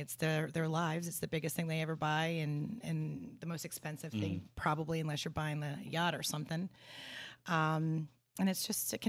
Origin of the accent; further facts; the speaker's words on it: Washington Township, New Jersey, United States; accent: Jersey accent; I'm from South Jersey, okay. So that's why I don't say yo, cuz.